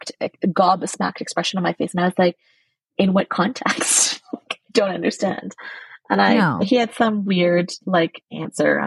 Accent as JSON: {"language": "English", "town": "Burnaby", "region": "British Columbia", "country": "Canada", "tie": "born or raised there", "lives_now": "Vancouver, Canada", "said": "I grew up in the suburbs. I grew up in Burnaby."}